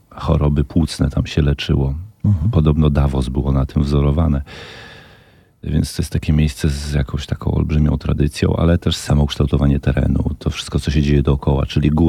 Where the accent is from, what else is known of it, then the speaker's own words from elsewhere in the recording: Podlaskie Voivodeship, Poland; Tak, mogę powiedzieć, że jestem z Podlasia, że pochodzę z Podlasia, że jak tam jadę, to zawsze czuję taki rodzaj jakiegoś takiego jakiej ekscytacji, uniesienia.